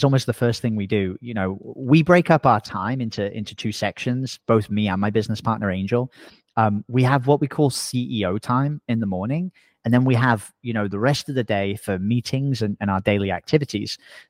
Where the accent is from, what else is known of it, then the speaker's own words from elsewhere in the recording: England, United Kingdom; accent: semi-Australian; now in Playa Negra, Costa Rica; I sound semi-Australian. I'm actually English originally. I just speak to Americans all the time. So my parents make fun of my accent constantly. But I actually live in Costa Rica.